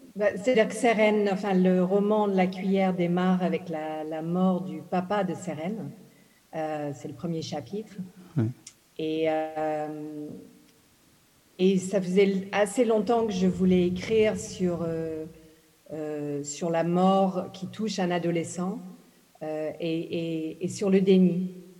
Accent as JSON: {"language": "French", "country": "Ghana", "tie": "born or raised there", "moved": "yes", "said": "je suis née au Ghana, j'ai grandi au Ghana"}